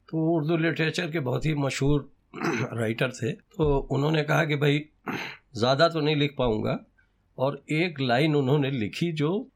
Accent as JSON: {"language": "Hindi", "town": "Hallaur", "region": "Uttar Pradesh", "country": "India", "tie": "born or raised there", "moved": "yes", "said": "मेरे गांव का नाम बहुत छोटा सा हल्लौर है जी ये फार ईस्ट में पड़ता है नेपाल की तराई के करीब बस्ती डिस्ट्रिक्ट हुआ करता था वो सिद्धार्थ नगर हो गया है"}